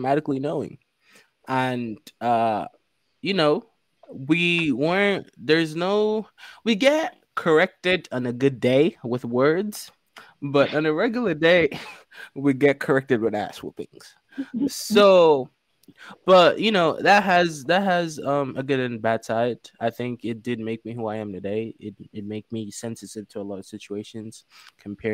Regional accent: Lagos, Nigeria; moved away; Nigeria. I lived in Lagos. I was born in Lagos. Lagos, Nigeria

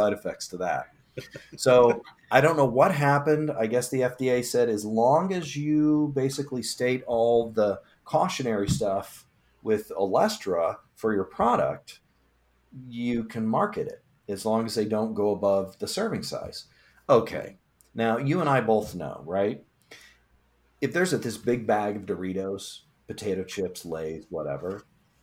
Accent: Illinois, United States; I'm from Illinois

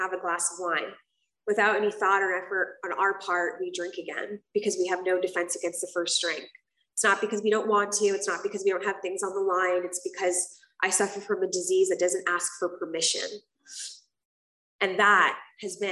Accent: South Florida, United States; also born or lived in Puerto Rico; I grew up in South Florida, and I grew up between South Florida and Puerto Rico.

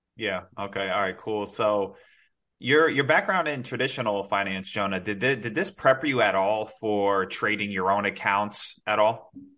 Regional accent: New York, United States; now in South Florida, United States; I'm originally from New York, but I'm in Florida. I'm in South Florida now

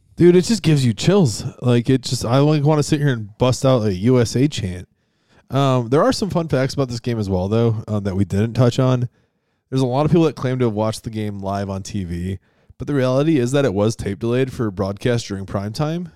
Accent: Western New York, United States; in Western New York where I grew up

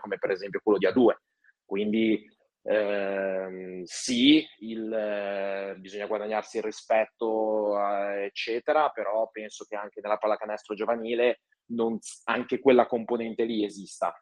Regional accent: Genoa, Liguria, Italy; moved away as an adult; also born or lived in Borgomanero; io sono originario di Genova

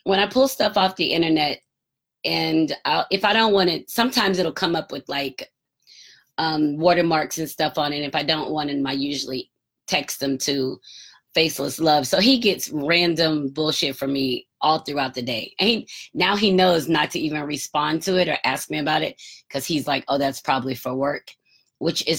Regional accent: Marietta, Georgia, United States; I grew up in the Atlanta area. So in Marietta, north of Atlanta

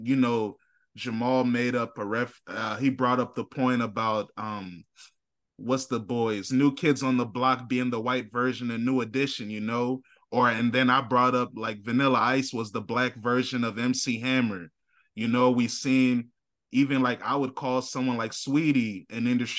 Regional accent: St. Louis, Missouri, United States; Hey man, I like when she said he liked my arch because I'm from St. Louis.

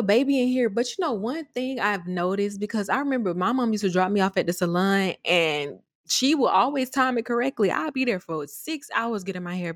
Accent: the South, United States; I'm from the South

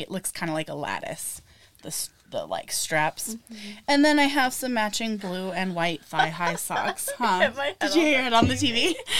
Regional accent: Lincoln City, Oregon, United States; also born or lived in Washington; I grew up in like Lincoln City on the Oregon coast. And so it's very different from the Washington coast.

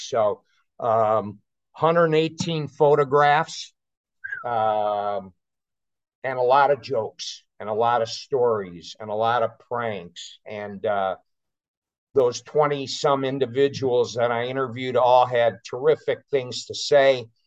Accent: California, United States; moved away; I grew up in California, so I've got a I've got California roots

